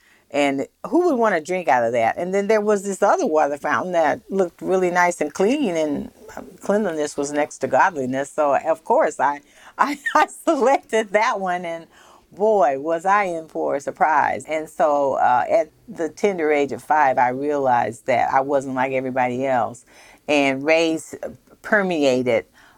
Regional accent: Minden, Louisiana, United States; also born or lived in San Francisco; when I moved from San Francisco to the South, to northern Louisiana, I didn't know that I was a colored child.

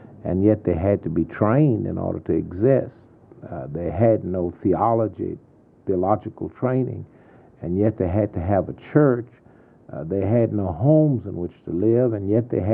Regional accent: Sweet Home, Texas, United States; born or raised there; also born or lived in Columbus, Texas / San Antonio, Texas

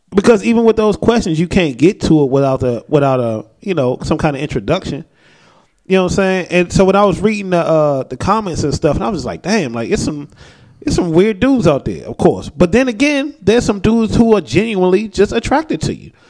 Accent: United States; that's Americans being American. We we are you know we are taught that we run shit

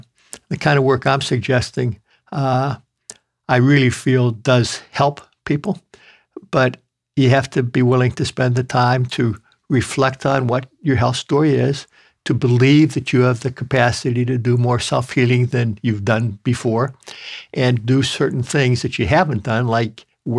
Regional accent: Midwest, United States; I grew up in the Midwest where grandmothers used to like to feed their grandsons, and I ate meat and potatoes and sticky buns and pies and gravies.

